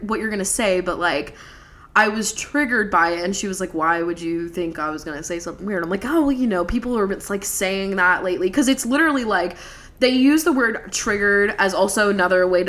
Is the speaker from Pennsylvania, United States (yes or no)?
yes; Levittown, Pennsylvania, United States; I grew up in Levittown, PA.